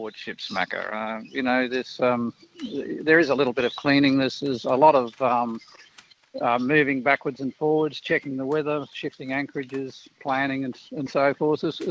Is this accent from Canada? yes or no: no; Queensland, Australia; I'm a Queenslander